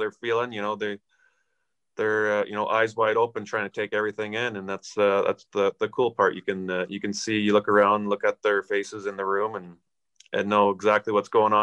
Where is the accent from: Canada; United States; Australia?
Canada; Aneroid, Saskatchewan; we grew up in Aneroid